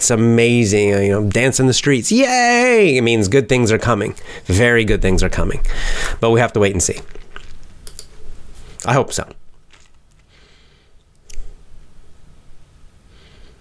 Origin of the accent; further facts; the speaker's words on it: United States; I'm American